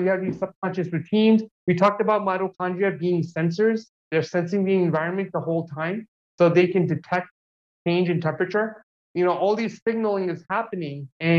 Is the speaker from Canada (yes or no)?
no; New York, United States; also born or lived in New Jersey; now in Los Angeles, United States; when I grew up in New York and New Jersey, you know, we have long winters, and I really didn't like it.